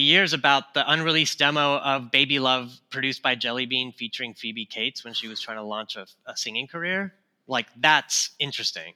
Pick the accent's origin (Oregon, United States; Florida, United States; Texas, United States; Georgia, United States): Texas, United States; Houston; I grew up in Houston, Texas